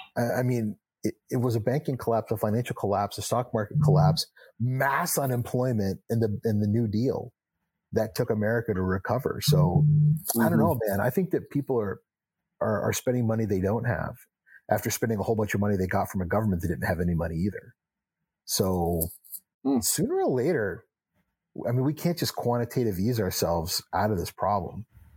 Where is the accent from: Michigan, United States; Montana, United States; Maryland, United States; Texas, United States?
Texas, United States; also born or lived in New Hampshire; Well, Doug, I'm a kid from Texas and New Hampshire.